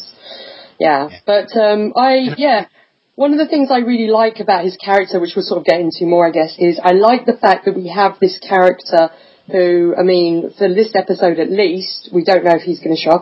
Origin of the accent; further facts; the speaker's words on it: England, United Kingdom; I'm English.